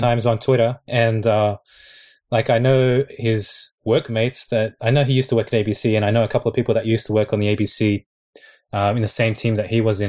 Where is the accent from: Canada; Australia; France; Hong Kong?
Australia; Sydney, New South Wales; moved away as an adult; now in Japan; I'm I'm from Sydney though. Like I've only been here for two months, but I'm originally from Sydney